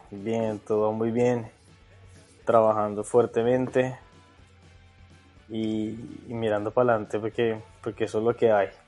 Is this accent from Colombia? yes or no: yes; Colombia; moved away as an adult; now in Australia; Bueno, yo, yo salí de Colombia con la idea de, de seguir haciendo periodismo deportivo aquí en Australia, ¿no?